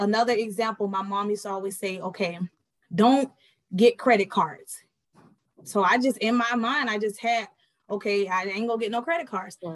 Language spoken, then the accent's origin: English; Miami, Florida, United States; also born or lived in Fort Bragg, North Carolina; I was born actually in Fort Bragg, North Carolina, raised in Miami, Florida.